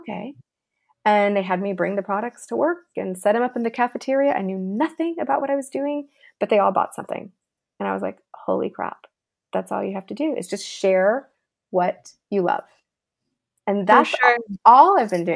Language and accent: English; Los Angeles, California, United States; I grew up here in Los Angeles.